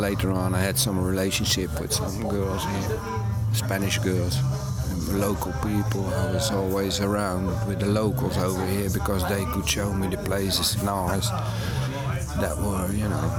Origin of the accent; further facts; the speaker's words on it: Netherlands; I'm from Holland